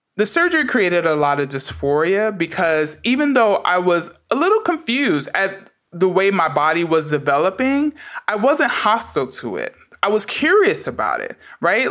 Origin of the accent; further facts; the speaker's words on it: New York City, New York, United States; I grew up in the Bronx during the crack epidemic